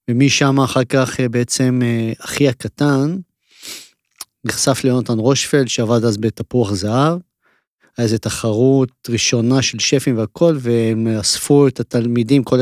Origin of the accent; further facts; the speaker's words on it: Israel; לא, אני נולדתי בארץ.